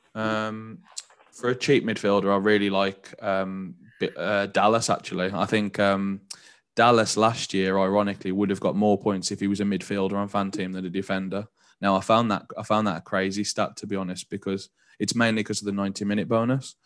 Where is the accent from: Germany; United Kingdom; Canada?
United Kingdom; Walsall, West Midlands; moved away as an adult; now in London, United Kingdom; I'm from Warsaw